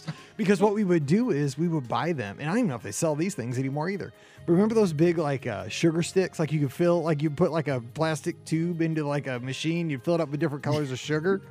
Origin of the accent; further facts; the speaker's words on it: Midwest, United States; growing up in the Midwest in the 80s